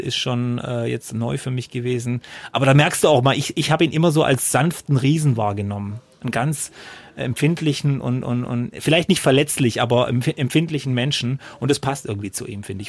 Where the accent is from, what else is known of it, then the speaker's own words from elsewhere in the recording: Freudenstadt, Baden-Württemberg, Germany; ich komme ja aus Freudenstadt